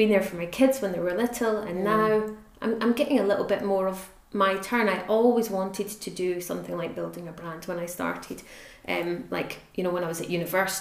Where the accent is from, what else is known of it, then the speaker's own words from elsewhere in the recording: United Kingdom; As is British, we're more reserved than that.